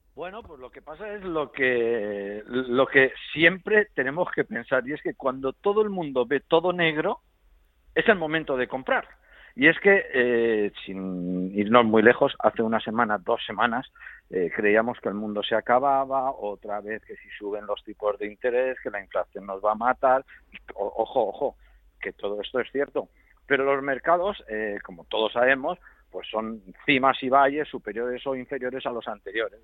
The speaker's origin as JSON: {"language": "Spanish", "country": "Spain", "said": "nosotros somos españoles"}